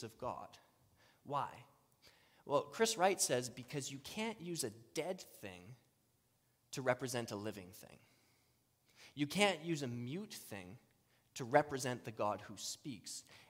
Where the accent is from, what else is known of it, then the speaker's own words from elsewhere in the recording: Saskatchewan, Canada; I grew up in Saskatchewan